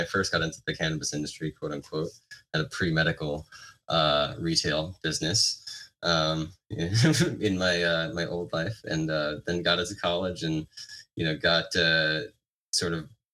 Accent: New York City, New York, United States; moved away as an adult; now in Santa Barbara, United States; I was from New York, you know, 15 years ago.

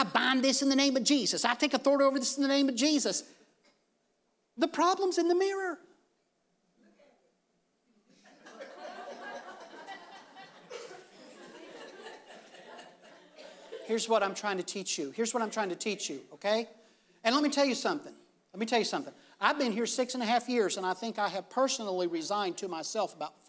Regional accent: United States; I'm thankful that I'm an American.

